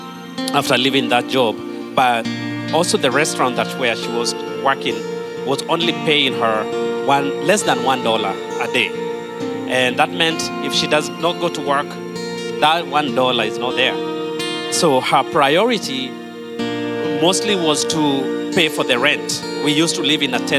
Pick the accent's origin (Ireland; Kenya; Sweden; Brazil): Kenya; now in United States; I was born and raised in Kenya